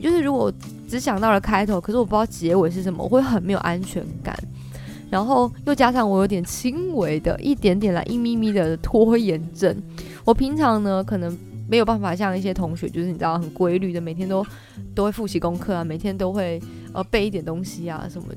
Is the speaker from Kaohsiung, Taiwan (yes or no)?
yes; Kaohsiung, Taiwan; moved away as an adult; also born or lived in Taipei; 因为我是高雄人嘛，所以到台北其实也拓展了我不同的眼界